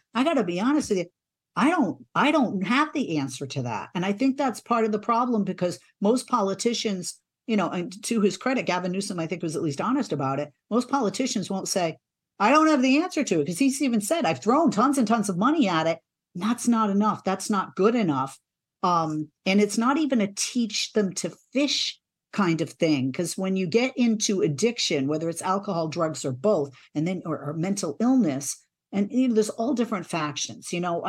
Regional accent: East Coast, United States; I'm from the East Coast, so I hadn't seen a lot of California.

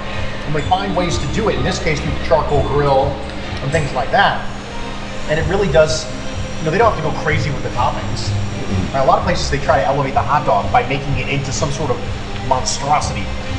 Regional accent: Ohio, United States; obviously we're from Ohio.

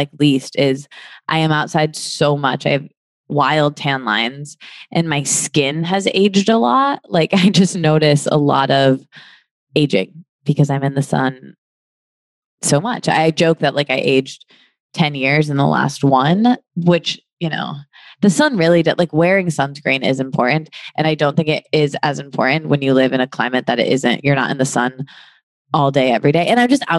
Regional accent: Midwest, United States; now in Los Angeles, United States; I'm from the Midwest where it's cold all the time

